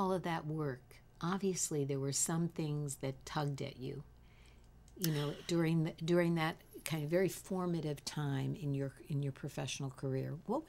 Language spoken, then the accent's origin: English; New York City, New York, United States; I'm from Queens as well.